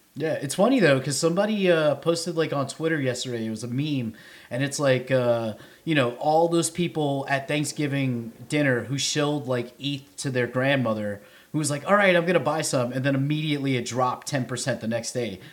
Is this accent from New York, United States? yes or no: yes; New York City, New York, United States; now in Nashville, United States; I'm from the Bronx